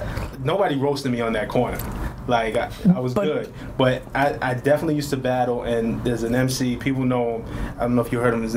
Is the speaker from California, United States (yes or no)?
no; New York City, New York, United States; I'm from Flatbush, Brooklyn.